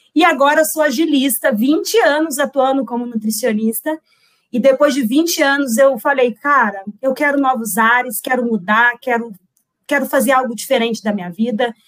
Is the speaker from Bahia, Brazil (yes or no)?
no; Resende, Rio de Janeiro, Brazil; Sou de Resende, deve ter muita gente aqui de Resende